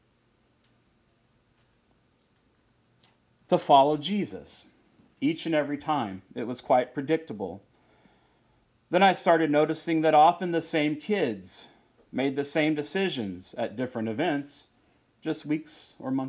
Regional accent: Texas, United States; I grew up in Texas

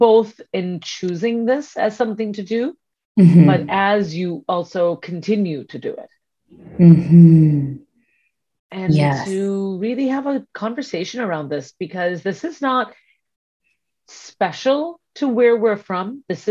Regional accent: India; the part of the world that we are both from, which is South Asia. So Sonali is Sri Lankan and I am Indian

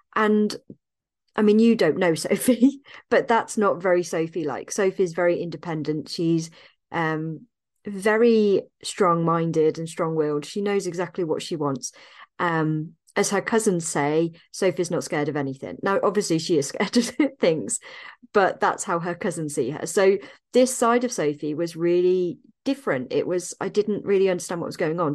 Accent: Evesham, West Midlands, United Kingdom; moved away; my hometown of Evesham in Worcestershire

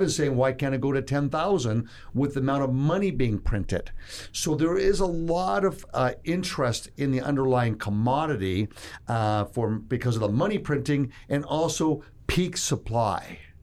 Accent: Toronto, Ontario, Canada; moved away as an adult; now in Texas, United States; I'm from Toronto. I'm a Texan, they say

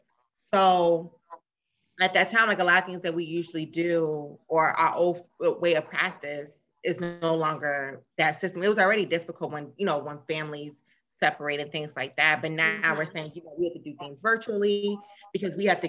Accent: Maryland, United States; I'm from Maryland.

